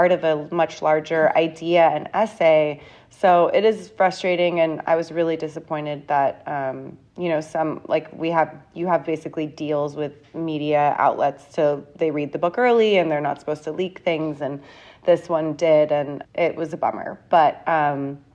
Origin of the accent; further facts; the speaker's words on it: San Diego, California, United States; moved away as an adult; also born or lived in London, United Kingdom; now in New York, United States; I'm really from California.